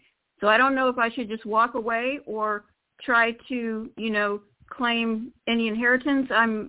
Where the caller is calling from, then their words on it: Florida, United States; This is … from Florida.